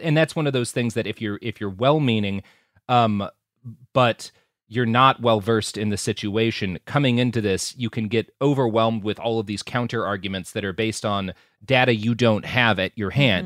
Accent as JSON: {"language": "English", "region": "Texas", "country": "United States", "said": "as a Texan"}